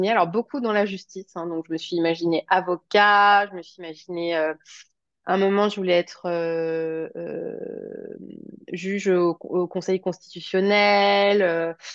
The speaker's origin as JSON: {"language": "French", "town": "Paris", "region": "Île-de-France", "country": "France", "tie": "born or raised there", "also_born_or_lived": "Rouen, France / Toulouse, France / Martinique", "said": "donc j'ai, je suis née à Paris, j'ai grandi en partie en banlieue parisienne, mais j'ai aussi habité en Normandie, à Rouen, j'ai habité à Toulouse, j'ai habité en Martinique."}